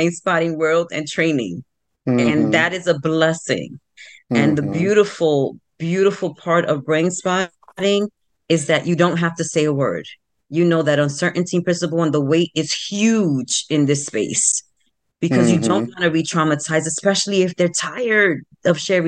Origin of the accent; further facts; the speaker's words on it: New York City, New York, United States; the South Bronx, where I was born and bred in the South Bronx